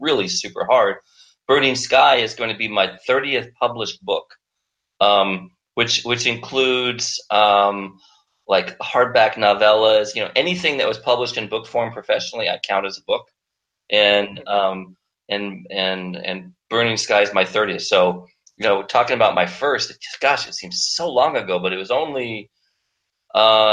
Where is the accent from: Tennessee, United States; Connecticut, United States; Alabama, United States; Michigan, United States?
Tennessee, United States; Chattanooga; also born or lived in Sioux Falls, South Dakota; I traveled all over the U.S. and ended up living most of my childhood in Chattanooga, Tennessee, of all places